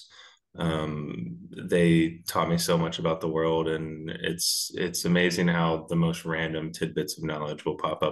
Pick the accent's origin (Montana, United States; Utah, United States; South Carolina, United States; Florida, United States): South Carolina, United States; Charleston; moved away as an adult; now in Iowa, United States; I'm originally from Charleston, South Carolina